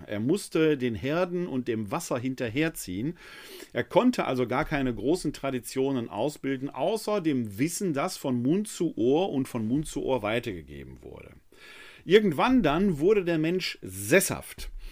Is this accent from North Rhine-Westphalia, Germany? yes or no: yes; Ruhr area, North Rhine-Westphalia, Germany; ein Kind des Ruhrgebietes wie mich